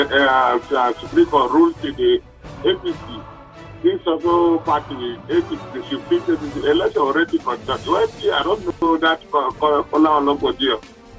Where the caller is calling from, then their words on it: Gwagwa, Federal Capital Territory, Nigeria; Yeah, I'm from Gwagwa.